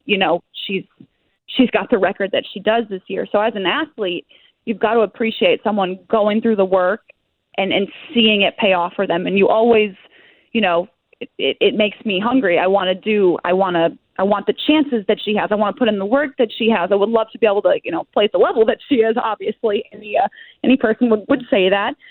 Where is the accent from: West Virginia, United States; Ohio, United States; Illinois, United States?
Ohio, United States; I'm from Ohio